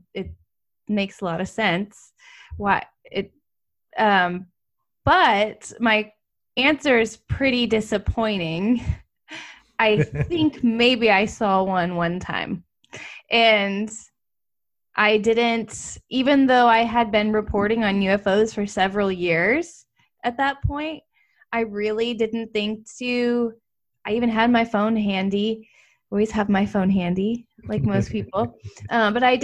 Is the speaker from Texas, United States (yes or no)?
yes; Austin, Texas, United States; I am in Central Texas, born and raised in Austin